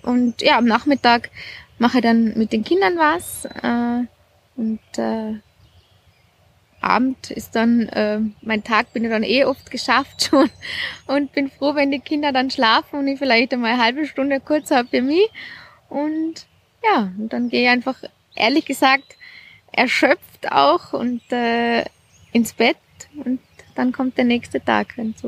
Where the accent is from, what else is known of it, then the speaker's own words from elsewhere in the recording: Jochberg, Tyrol, Austria; now in Salzburg, Austria; Ich komme aus Tirol, aus, aus Jochberg.